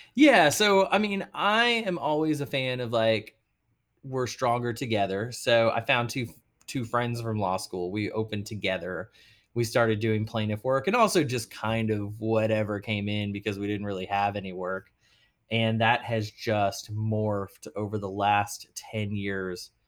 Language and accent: English; Arlington, Texas, United States; also born or lived in Boston / New York; now in New Orleans, United States; so I'm a Texas boy. I'm from Arlington, Texas